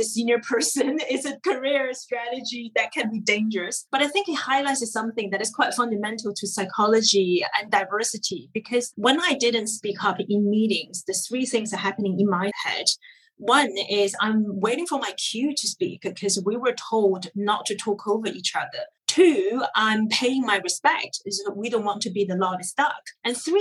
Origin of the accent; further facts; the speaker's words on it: China; now in United Kingdom; growing up in China, we thought we were Asian.